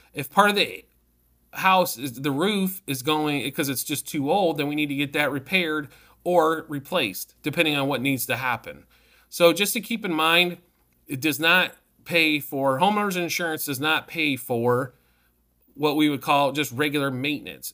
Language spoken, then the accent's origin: English; Midwest, United States; now in Arizona, United States; I'm from the Midwest.